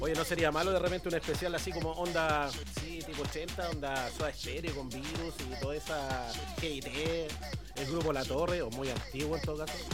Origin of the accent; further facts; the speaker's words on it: Chile; como buen chileno